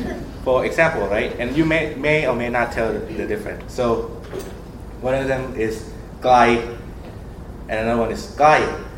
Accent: Thailand; first language Thai; English is a second language; now in United States; I'm from Thailand.

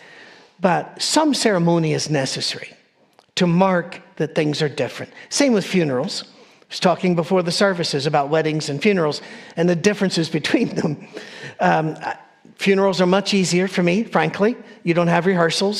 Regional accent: Scotland, United Kingdom; I'm a Scottish person. I wear a kilt.

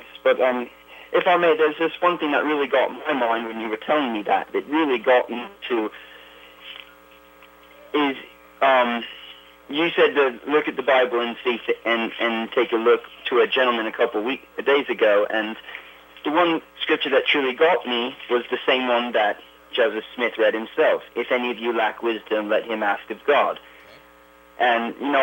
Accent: Australia; now in Ogden, United States; I come from down under.

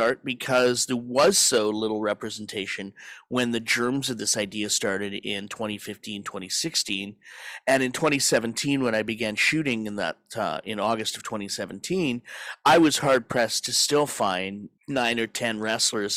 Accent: Edmonton, Alberta, Canada; my own history growing up in Edmonton, Alberta in the 1980s

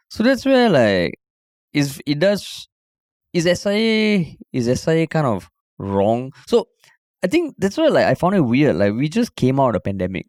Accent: Singapore

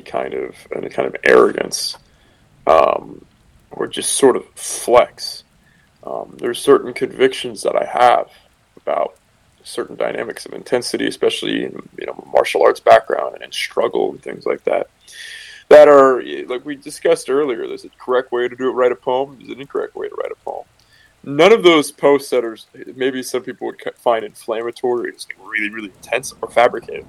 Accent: San Francisco Bay Area, California, United States; I'm from the San Francisco Bay Area

